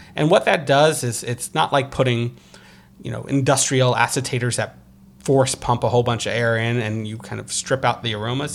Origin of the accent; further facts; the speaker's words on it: Croton-on-Hudson, New York, United States; also born or lived in Brooklyn, New York; my hometown in Westchester, New York, Uh, Croton Hudson